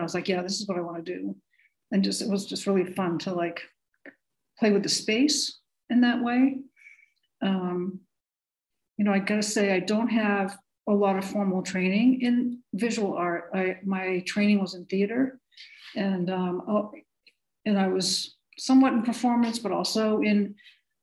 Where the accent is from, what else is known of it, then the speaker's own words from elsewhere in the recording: Massachusetts, United States; I grew up in Massachusetts